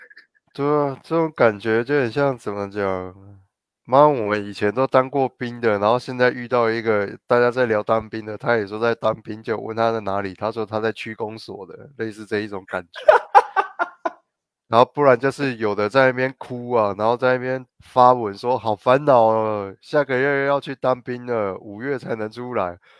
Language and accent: Chinese; Guanmiao, Tainan, Taiwan; 我小时候在关庙的时候，关庙菜市场一走进去